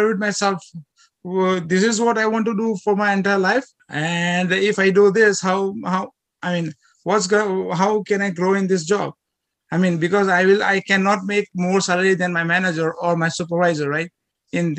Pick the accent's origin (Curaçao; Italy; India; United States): India; moved away as an adult; now in Canada; I'm from India, right? I grew up in India. I lived in India for like 25 years.